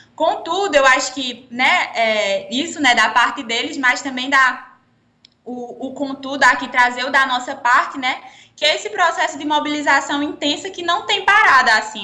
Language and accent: Portuguese; Pernambuco, Brazil; moved away as an adult; now in Campina Grande, Brazil; eu não sou paraibana, sou pernambucana, é, vim morar aqui na, em Campina Grande para cursar arquitetura e urbanismo na UFCG